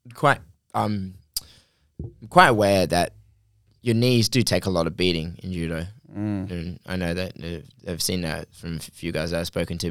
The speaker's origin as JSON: {"language": "English", "region": "England", "country": "United Kingdom", "said": "I'm from England"}